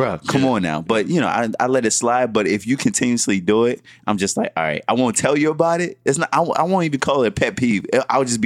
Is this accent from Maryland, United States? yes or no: yes; Baltimore, Maryland, United States; I'm from Baltimore